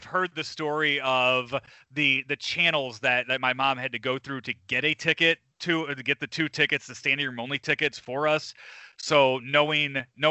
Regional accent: Lansing, Illinois, United States; I grew up in Lansing, Illinois, southeast side of Chicago.

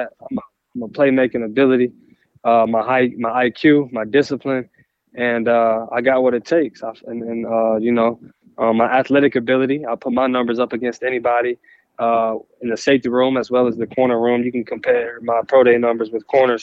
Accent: Texas, United States; represent for my home state

